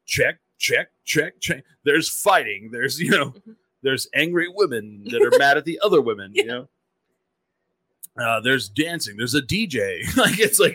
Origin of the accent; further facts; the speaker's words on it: Eastern New Mexico, United States; I'm from Eastern New Mexico